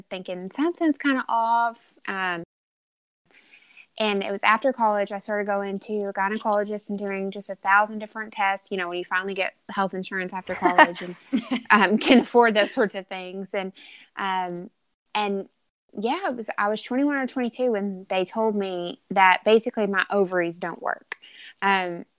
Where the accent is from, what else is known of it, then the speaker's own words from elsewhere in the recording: Arkansas, United States; born and raised in Arkansas